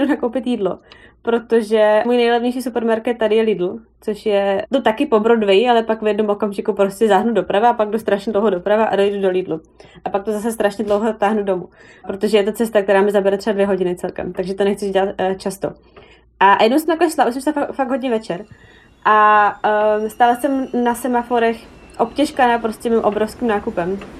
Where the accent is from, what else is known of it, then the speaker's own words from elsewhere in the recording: Czechia; moved away as an adult; now in New York, United States; já jsem z Česka